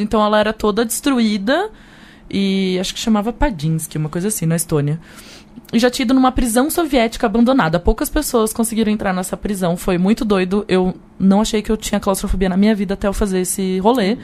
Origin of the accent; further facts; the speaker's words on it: Brazil; eu sou do Brasil